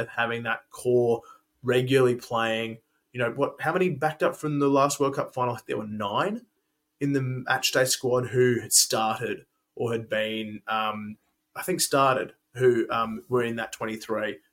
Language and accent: English; Australia; as Australian fans